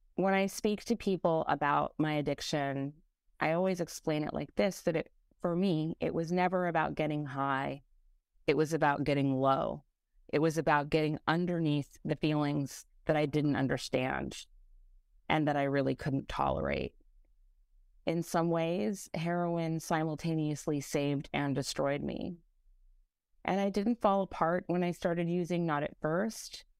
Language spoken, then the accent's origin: English; California, United States; now in New York City, United States; While I wa-, while I'm now in New York City, I was born and raised in California